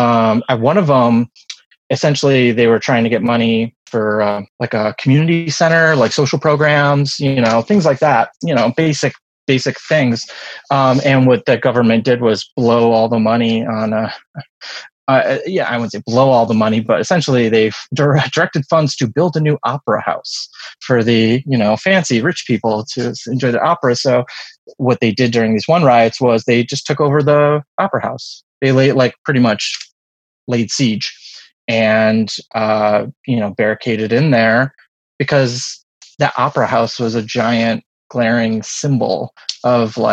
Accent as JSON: {"language": "English", "country": "United States", "said": "I was born in the late 70s in, you know, around here."}